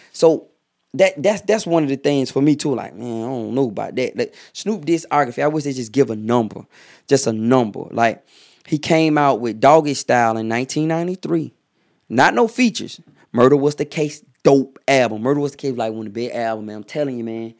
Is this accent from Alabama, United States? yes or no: no; Atlanta, Georgia, United States; I'm from Atlanta